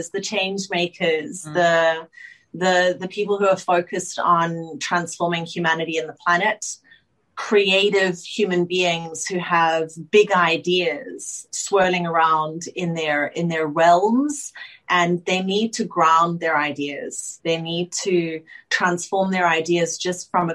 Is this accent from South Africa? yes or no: yes; Johannesburg, Gauteng, South Africa; moved away as an adult; now in Sydney, Australia; I grew up in South Africa in Johannesburg with my father